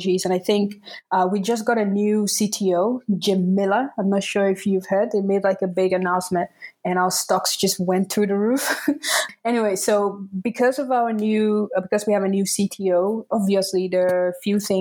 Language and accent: English; Tamale, Northern Region, Ghana; first language Dagbani; English is a second language; now in Berlin, Germany; I'm Ghanaian. I grew up in Tamale